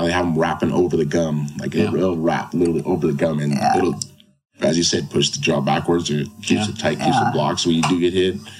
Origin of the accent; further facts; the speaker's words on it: Huntington Beach, California, United States; born and raised in Huntington Beach.